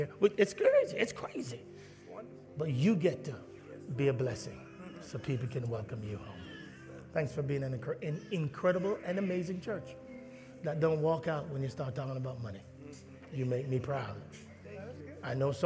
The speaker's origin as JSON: {"language": "English", "country": "Jamaica", "said": "I'm Jamaican"}